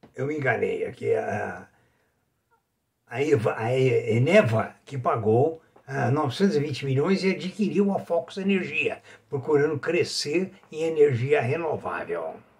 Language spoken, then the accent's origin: Portuguese; Brazil; sou brasileiro, amo essa pátria